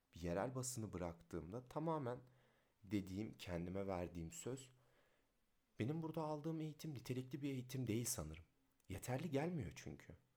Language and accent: Turkish; Rize, Rize Province, Turkey; doksan sekiz Rize doğumluyum